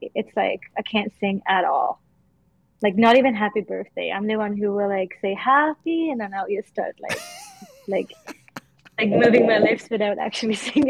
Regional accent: Sweden; moved away; growing up in Sweden.

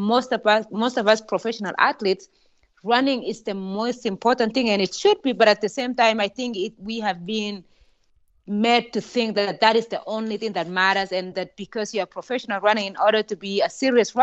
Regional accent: Kenya; moved away; Growing up in Kenya

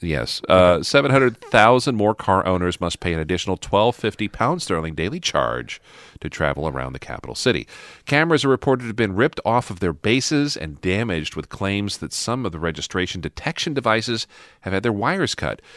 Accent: Midwest, United States; growing up in the Midwest as a kid

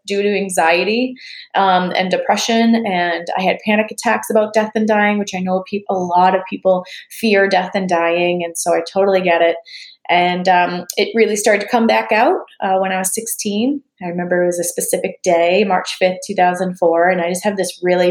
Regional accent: Boston, Massachusetts, United States; now in Los Angeles, United States; So I was born and raised in Boston, Mass. Good old Boston.

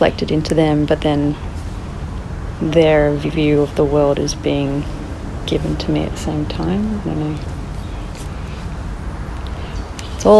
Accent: Australia; We're all white. We're all born in Australia.

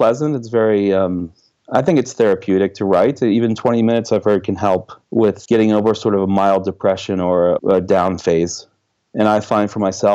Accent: Washington, District of Columbia, United States; moved away as an adult; now in Oslo, Norway; I grew up in the Washington, D.C. area

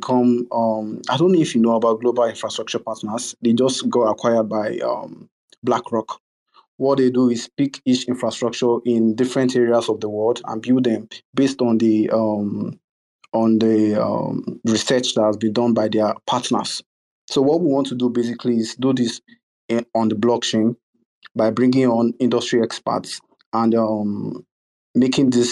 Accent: Nigeria; I'm from Nigeria

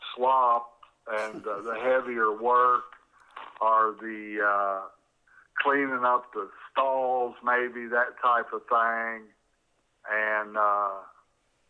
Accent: Evansville, Indiana, United States; also born or lived in Hopkinsville, Kentucky; I was born in Evansville, Indiana in 1951. I'm the only Indiana child in the family

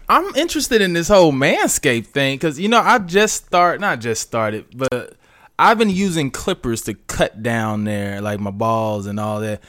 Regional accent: St. Louis, Missouri, United States; moved away; also born or lived in Arkansas; Then moved to Arkansas, where I was born, but I was raised in Saint Louis.

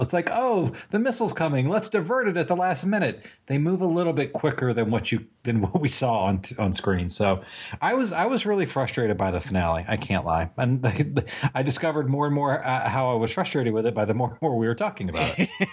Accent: Virginia Beach, Virginia, United States; I'm from Virginia Beach

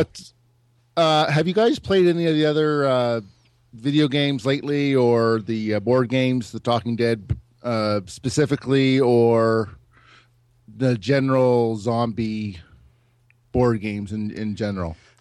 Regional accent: Moncton, New Brunswick, Canada; from Moncton

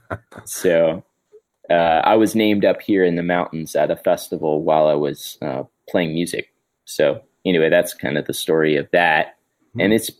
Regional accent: Miami, Florida, United States; Yeah. So I'm from Miami.

